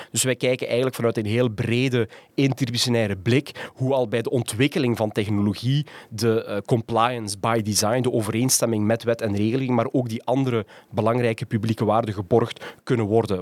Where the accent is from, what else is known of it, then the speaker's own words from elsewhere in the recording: Ghent, Flanders, Belgium; moved away as an adult; also born or lived in Rotterdam / Tilburg / Utrecht; Ik kom uit Gent